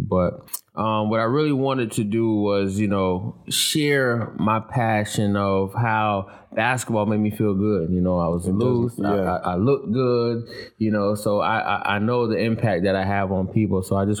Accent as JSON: {"language": "English", "town": "Stamford", "region": "Connecticut", "country": "United States", "moved": "yes", "said": "No, I'm actually from Connecticut, Stanford, Connecticut."}